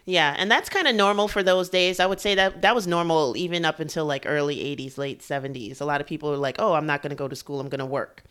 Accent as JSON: {"language": "English", "region": "New York", "country": "United States", "tie": "born or raised there", "said": "I grew up here in New York, too"}